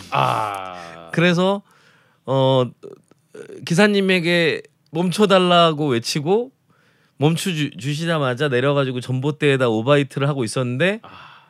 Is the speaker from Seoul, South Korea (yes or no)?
yes; Seoul, South Korea; 이제 서울에서 왔다고 저를 접대를 해주시느라고 이것저것 맛있는 집들에 많이 데려가셨었어요.